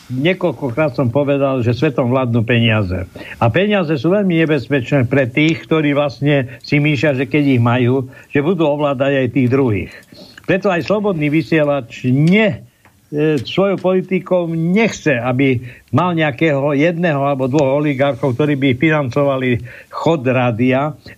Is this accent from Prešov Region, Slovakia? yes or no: no; Košice, Košice Region, Slovakia; Ja som sa narodil na Štefánikovej, Gotvaldovej, aha, Rašinovej, aha. tam bola turbína, tam som tam, vyrastal.